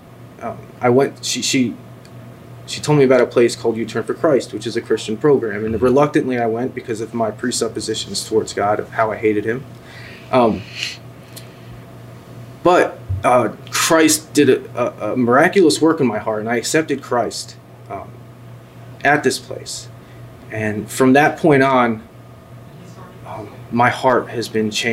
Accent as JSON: {"language": "English", "region": "New Jersey", "country": "United States", "tie": "born or raised there", "said": "I grew up in North Jersey"}